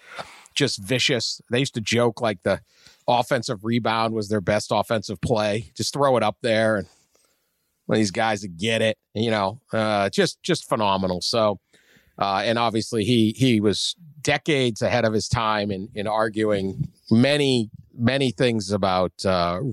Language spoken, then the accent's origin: English; Boston, Massachusetts, United States; when I was growing up in Boston